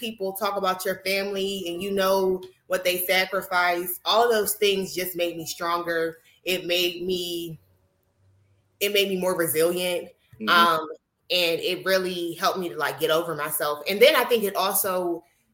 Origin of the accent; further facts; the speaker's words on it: Pittsburgh, Pennsylvania, United States; I am from Pittsburgh, Pennsylvania